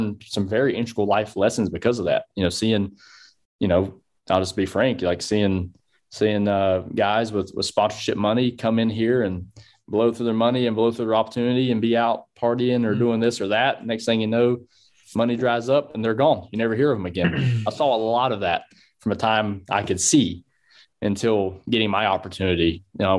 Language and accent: English; North Carolina, United States; I'm from North Carolina